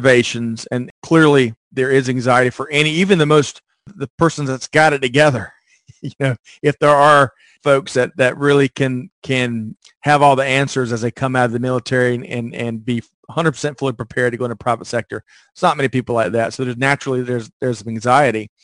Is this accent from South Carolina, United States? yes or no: yes; Aiken, South Carolina, United States; moved away as an adult; I was from Aiken, South Carolina. I was an hour and 20 minutes from home.